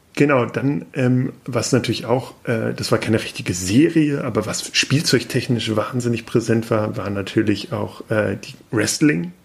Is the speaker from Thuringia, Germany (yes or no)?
no; Peine, Lower Saxony, Germany; ich komme aus Peine, also quasi auch aus der Nähe von Hannover